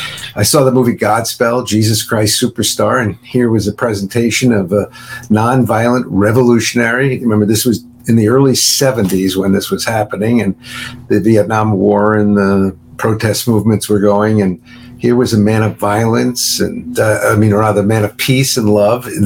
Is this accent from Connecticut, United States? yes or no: no; New York, United States; I grew up in New York